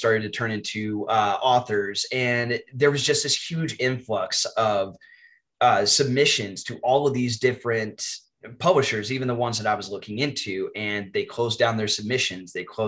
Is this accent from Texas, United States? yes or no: yes; Texas, United States; I am from Texas in the US. I am a high school English teacher